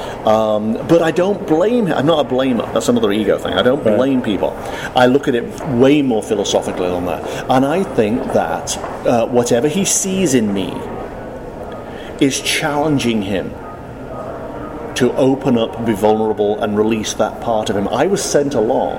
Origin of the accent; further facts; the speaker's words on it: United Kingdom; I'm British